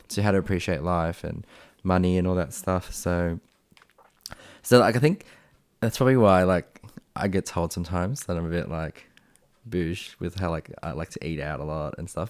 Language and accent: English; Springvale, Victoria, Australia; first language Vietnamese; English is a second language; I grew up in Springvale